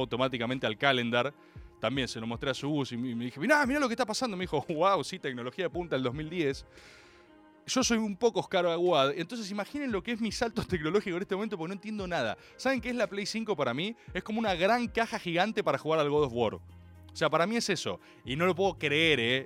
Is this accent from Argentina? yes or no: yes; Argentina; Soy argentino